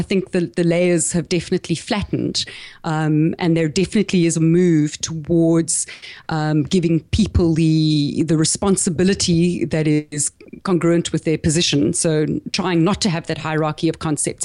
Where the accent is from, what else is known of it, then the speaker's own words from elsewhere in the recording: South Africa; accent: South African; moved away as an adult; also born or lived in Caribbean / east coast of Australia; now in Australia; I grew up in South Africa